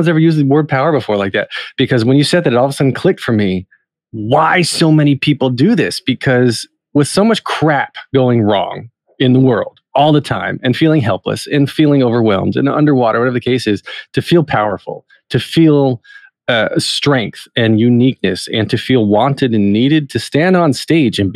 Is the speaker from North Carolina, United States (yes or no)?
yes; North Wilkesboro, North Carolina, United States; I said fellow North Carolina native. I come from North Carolina too, up in the foothills.